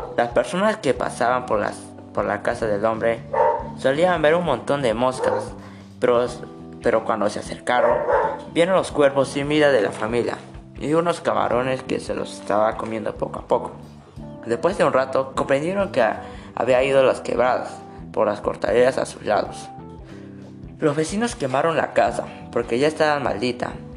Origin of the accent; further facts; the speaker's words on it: Moquegua, Peru; soy de Moquegua